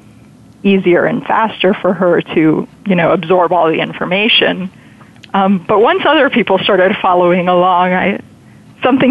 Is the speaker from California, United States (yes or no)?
no; South Florida, United States; I grew up in South Florida, large Hispanic community